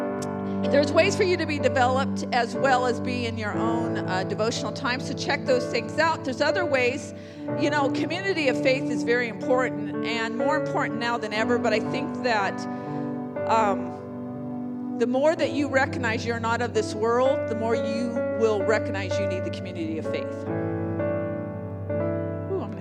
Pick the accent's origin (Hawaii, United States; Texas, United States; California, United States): California, United States; San Jose; also born or lived in India; I was born in Good Samaritan Hospital in San Jose